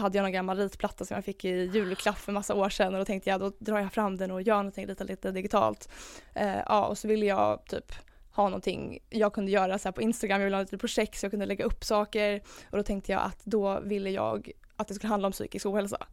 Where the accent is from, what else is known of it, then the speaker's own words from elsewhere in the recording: Stockholm, Stockholm County, Sweden; jag är 24 år från Stockholm